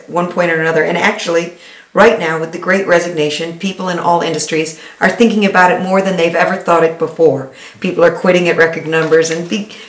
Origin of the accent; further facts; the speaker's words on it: Detroit, Michigan, United States; I'm from, from Detroit, born and raised in Detroit. My parents were here. My grandparents were here.